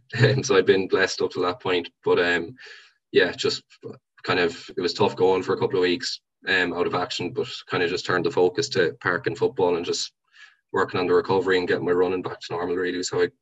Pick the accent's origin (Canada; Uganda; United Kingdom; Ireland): Ireland; Templenough, Connacht; there would have only been maybe 8 or 9 fellas my age maybe growing up in Templenough in the age group. Yeah, so it's a small area.